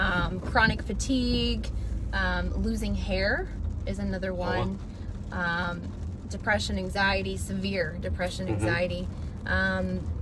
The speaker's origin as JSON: {"language": "English", "region": "Indiana", "country": "United States", "tie": "born or raised there", "said": "I am from Indiana."}